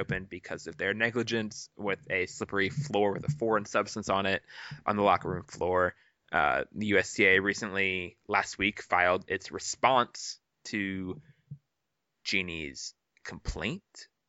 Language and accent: English; United States